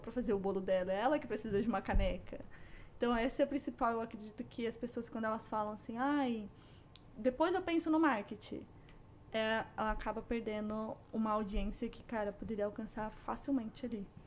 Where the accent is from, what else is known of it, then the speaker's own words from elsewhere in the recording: São Paulo, Brazil; moved away as an adult; now in Canada; eu cresci numa favela em São Paulo.